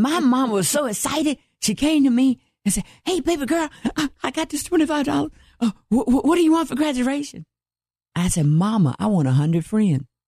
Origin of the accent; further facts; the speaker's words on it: Atlanta, Georgia, United States; now in Dallas County, United States; I'm originally from Atlanta, Georgia, yes. and I was born and raised there